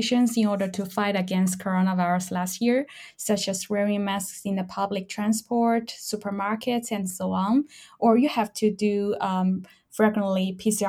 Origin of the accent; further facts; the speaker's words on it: Chongqing, China; moved away as an adult; now in Austria; I haven't lived in my hometown Chongqing for about 10 years